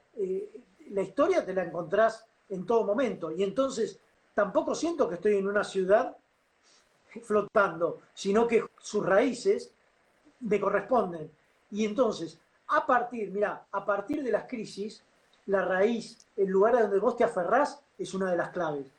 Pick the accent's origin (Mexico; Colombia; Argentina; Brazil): Argentina